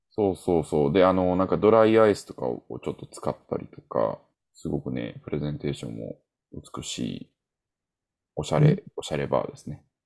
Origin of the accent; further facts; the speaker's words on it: Osaka, Japan; 俺は何は大阪人やからさ